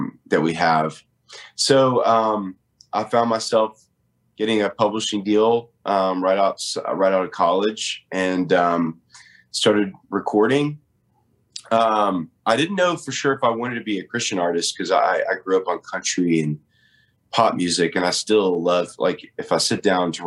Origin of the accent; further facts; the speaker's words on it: Nashville, Tennessee, United States; I was born and raised in Nashville